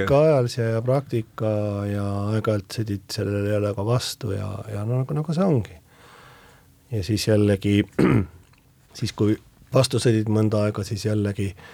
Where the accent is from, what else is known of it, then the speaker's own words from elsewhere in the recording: Hiiu, Harju County, Estonia; see on minu sünnikodu.